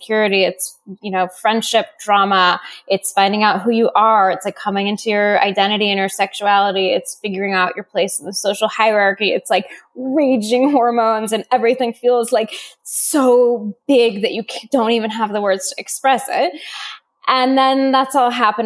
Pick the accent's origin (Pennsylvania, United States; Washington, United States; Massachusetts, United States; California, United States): Washington, United States; Seattle; I grew up in Seattle.